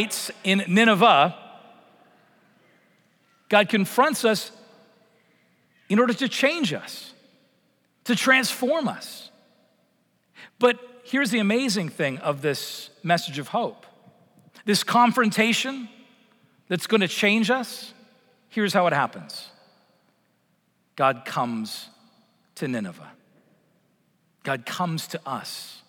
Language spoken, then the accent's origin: English; Vancouver, British Columbia, Canada; moved away; I grew up in Vancouver